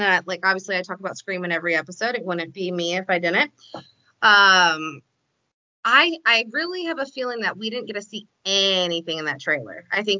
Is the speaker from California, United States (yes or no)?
no; Iowa, United States; I mean, even though John Wayne is from my home state, I just never could like really get into him.